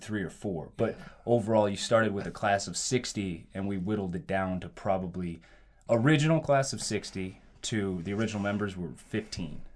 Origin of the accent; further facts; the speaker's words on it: Nebraska, United States; born and raised in Nebraska, okay? Midwest boy